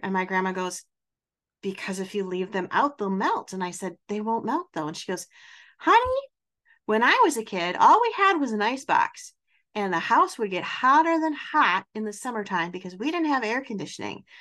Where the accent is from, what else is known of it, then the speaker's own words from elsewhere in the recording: Wisconsin, United States; I'm also from Wisconsin